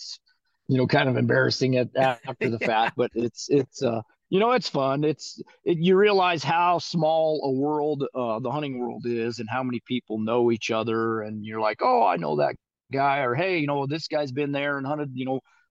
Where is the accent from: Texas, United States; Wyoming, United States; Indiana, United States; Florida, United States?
Wyoming, United States; Rock Springs; moved away as an adult; now in Northeast Wyoming, United States; I was born and raised in Southwest Wyoming in Rock Springs